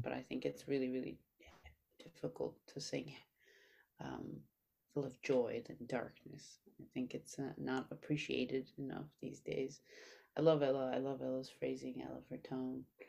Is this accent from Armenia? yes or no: yes; Armenia; now in New York, United States; I grew up very poor in Armenia